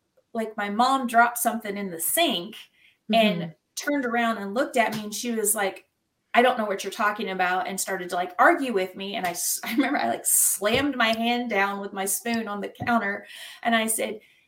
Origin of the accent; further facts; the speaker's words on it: Jackson, Mississippi, United States; accent: Southern; now in Indiana, United States; I grew up in Jackson, Mississippi, or just outside of Jackson. And so I am a Southern girl by heart. and I can go right back into my accent like